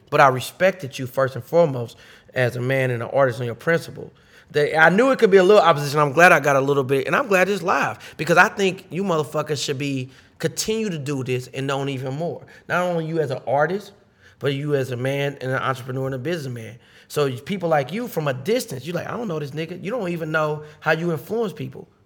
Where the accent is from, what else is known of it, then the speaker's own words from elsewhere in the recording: St. Louis, Missouri, United States; moved away as an adult; also born or lived in Kansas City; I'm originally from St. Louis. I left out of St. Louis when I was 27.